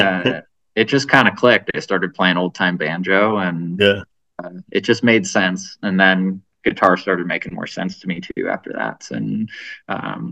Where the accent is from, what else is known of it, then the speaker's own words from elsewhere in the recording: Cleveland, Ohio, United States; moved away as an adult; also born or lived in Oakland, California / Eastern Sierra, California / San Diego, California; now in Reno, United States; I grew up near Cleveland, Ohio